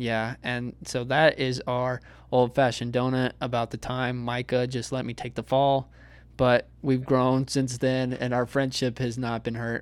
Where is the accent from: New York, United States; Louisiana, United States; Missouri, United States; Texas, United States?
Texas, United States; as a Texan